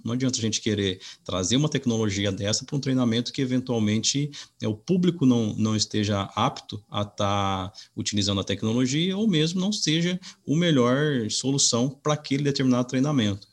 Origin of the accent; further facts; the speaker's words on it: Minas Gerais, Brazil; now in Piracicaba, Brazil; eu sou é, mineiro, na cidade de, de Camuquira, no sul de Minas.